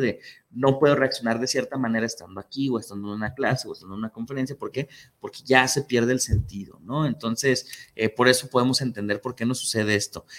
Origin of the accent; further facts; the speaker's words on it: Mexico; tenemos los mexicanos